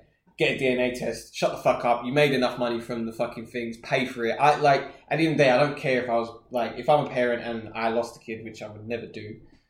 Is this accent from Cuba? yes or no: no; United Kingdom; As the British public